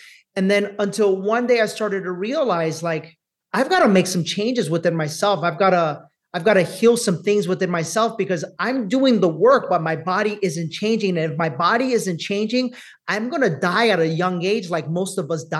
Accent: Bronx, New York, United States; to think poor me because I'm a Latino, to think poor me because I grew up in the Bronx, to think poor me because I'm a woman

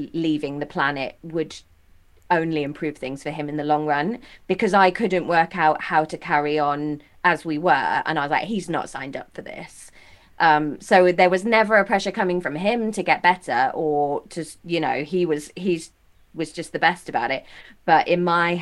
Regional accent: Taunton, South West England, United Kingdom; I'm from just outside Taunton.

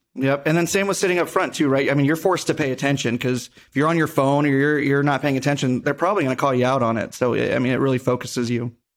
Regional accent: Henderson, Nevada, United States; born and raised in Vegas, more specifically Henderson

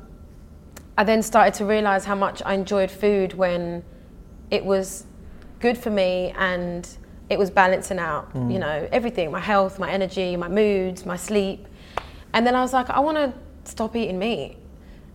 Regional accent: Essex, East of England, United Kingdom; also born or lived in London; So I grew up in Essex, and my school was very multicultural

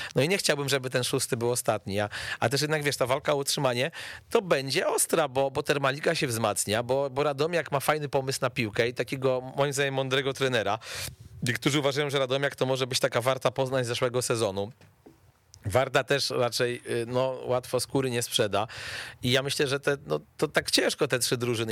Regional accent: Płock, Masovian Voivodeship, Poland; Wisła Płock, czyli klub z mojego rodzinnego miasta

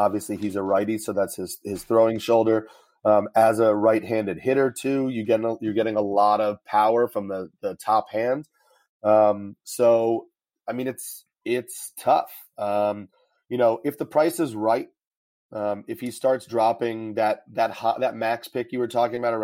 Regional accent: New York, United States; I'm from New York

